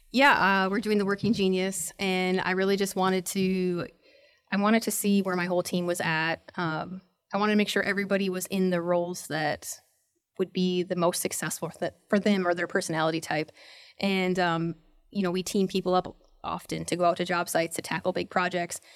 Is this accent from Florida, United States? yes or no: no; North Dakota, United States; moved away as an adult; also born or lived in San Diego; I was born in North Dakota